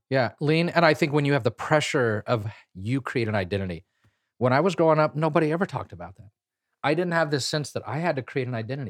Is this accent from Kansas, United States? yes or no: yes; Kansas, United States; I grew up in Kansas